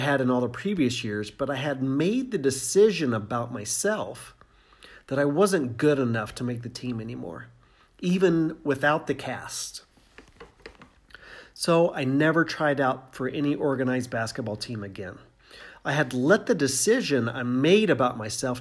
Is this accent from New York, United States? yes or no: no; Indiana, United States; I grew up in Indiana